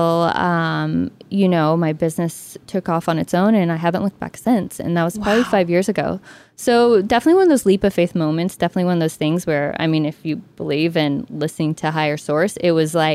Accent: Texas, United States; I grew up in Texas

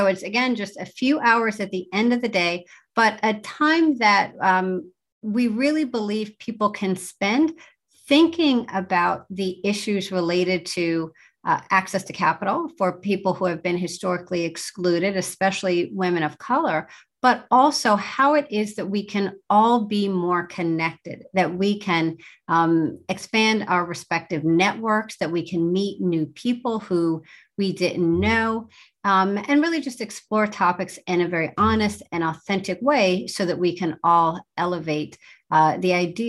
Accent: New Jersey, United States; also born or lived in East Lansing; I grew up in mostly in New Jersey, and that's what I remember, sort of by way of East Lansing, Michigan, when my parents were at Michigan State doing their graduate work.

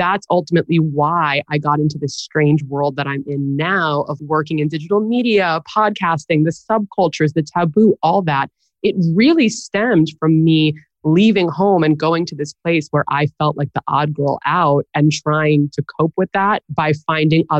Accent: New York City, New York, United States; I grew up in New York, downtown in Greenwich Village

